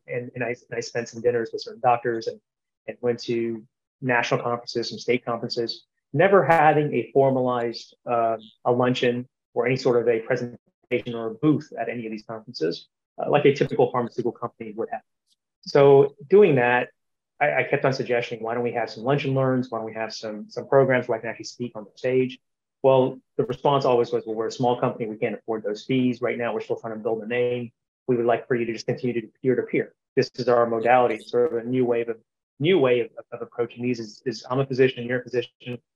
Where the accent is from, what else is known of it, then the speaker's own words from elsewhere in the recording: Columbus, Georgia, United States; Columbus, Georgia, which is my hometown where, where I currently reside